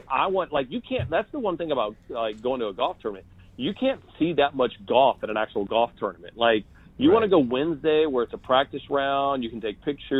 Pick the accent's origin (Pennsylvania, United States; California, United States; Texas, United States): Texas, United States; San Antonio; I'm from San Antonio